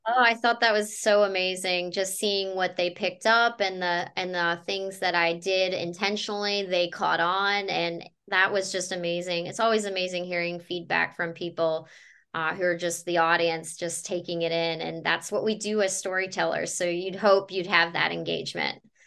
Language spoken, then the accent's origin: English; North Carolina, United States; now in Florida, United States; I'm originally from North Carolina